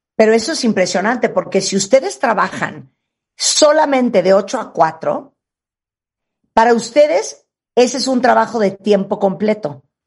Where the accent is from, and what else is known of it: Mexico